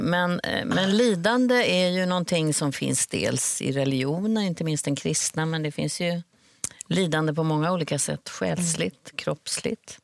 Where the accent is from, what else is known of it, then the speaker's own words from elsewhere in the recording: Sweden; stå som svensk